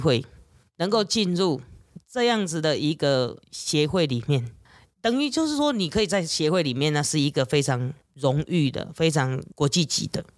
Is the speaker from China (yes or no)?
no; Taiwan; 我们台湾人的这种个性